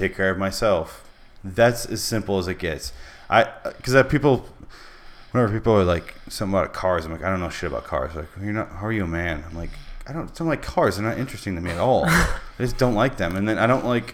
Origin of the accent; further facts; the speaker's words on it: Michigan, United States; I'm from Michigan. Everyone I grew up with knows cars.